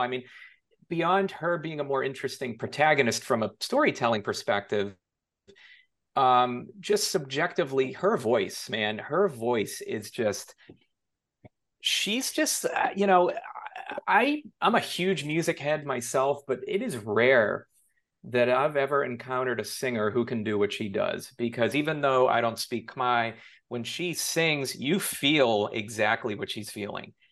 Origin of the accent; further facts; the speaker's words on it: Boston, Massachusetts, United States; moved away as an adult; also born or lived in New York City; now in Los Angeles, United States; I grew up in Massachusetts